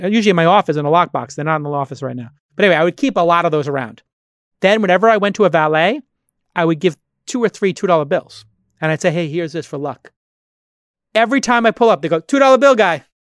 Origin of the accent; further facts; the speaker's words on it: New York City, New York, United States; moved away; my hometown, Brooklyn